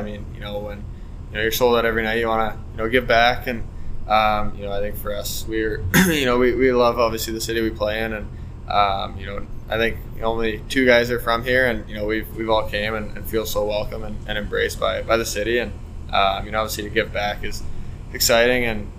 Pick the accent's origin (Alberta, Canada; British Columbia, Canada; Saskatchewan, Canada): British Columbia, Canada; Vancouver; I'm from Vancouver